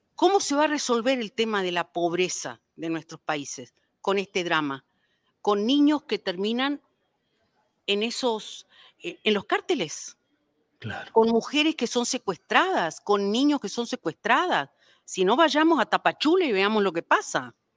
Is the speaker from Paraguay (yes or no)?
yes; Paraguay; now in Mexico; ingresaron a mi país